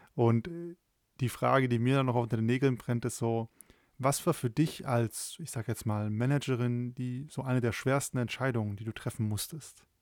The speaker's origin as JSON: {"language": "German", "country": "Germany", "said": "als Deutsche"}